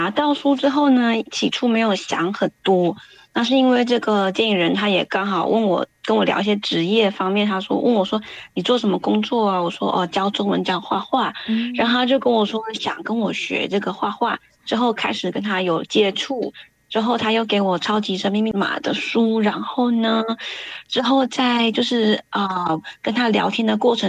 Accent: Taiwan; now in Sydney, Australia; 我是来自澳洲雪梨的 … ，那我是从台湾移民到澳洲。

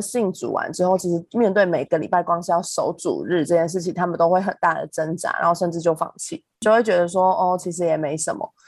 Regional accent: central Taiwan, Taiwan; moved away as an adult; also born or lived in Taipei; 因为我是中部上来读书的小孩

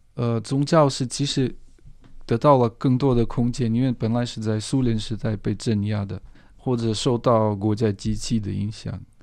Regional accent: Moscow, Russia; Chinese is a second language; moved away as an adult; now in Taiwan; 我很爱莫斯科，我的家乡

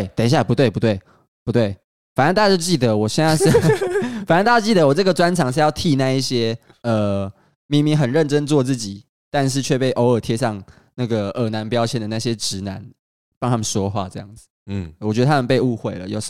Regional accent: Kaohsiung, Taiwan; 然后高雄，如果你有兴趣的话，我是个高雄人，我希望大家可以多去高雄走走。

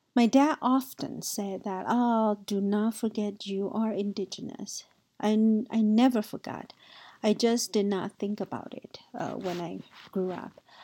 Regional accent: Taiwan; my childhood growing up in Taiwan.

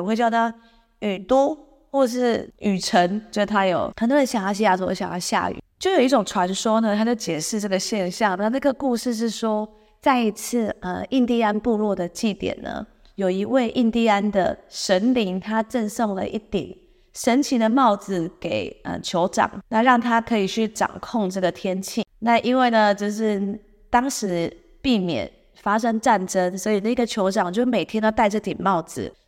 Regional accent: Xizhi, New Taipei, Taiwan; now in Seattle, United States; 像我是反过来的吧，我是从汐止过来的。

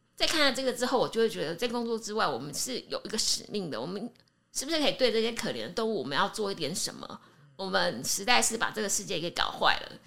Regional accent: Taiwan; 好比我们台湾人去日本

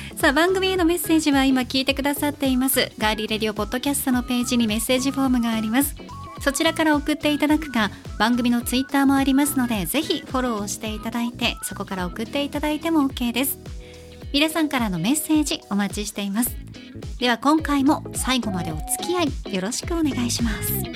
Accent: Nagasaki, Japan; 長崎で育った私

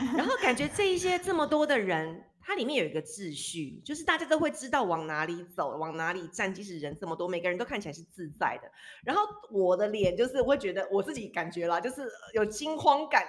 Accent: Taipei, Taiwan; moved away as an adult; also born or lived in United Kingdom; now in Switzerland; 我是二十七岁的时候离开台湾嘛，从小孩，在台湾，在台北长大

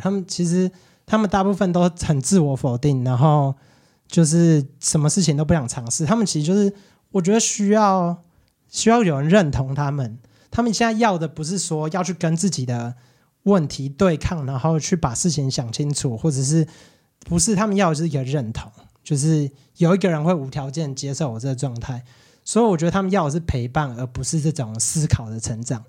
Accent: Quanren, Miaoli County, Taiwan; also born or lived in United States; 我是全长，那大小孩嘛

